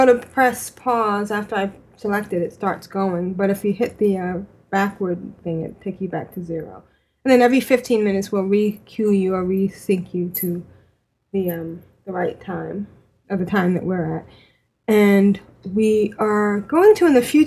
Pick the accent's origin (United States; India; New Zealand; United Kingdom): United States; New York; I'm from New York. And I was raised